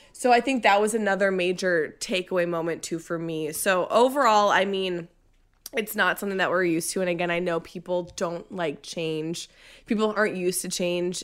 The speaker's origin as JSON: {"language": "English", "region": "Minnesota", "country": "United States", "moved": "yes", "said": "I'm from Minnesota. I lived there for twenty-eight years"}